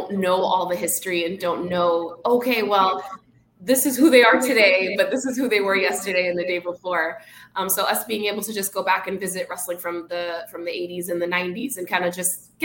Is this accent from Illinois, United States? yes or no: no; Boston, Massachusetts, United States; now in Miami, United States; I'm originally from Boston, so very big wrestling town